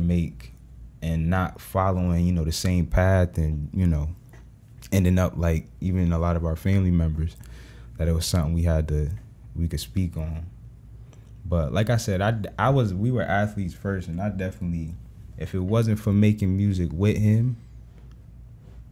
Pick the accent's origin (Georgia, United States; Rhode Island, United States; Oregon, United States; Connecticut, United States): Connecticut, United States; New Haven; moved away; also born or lived in Mississippi; I'm from New Haven, Connecticut. More specifically, Fairside, Fairhaven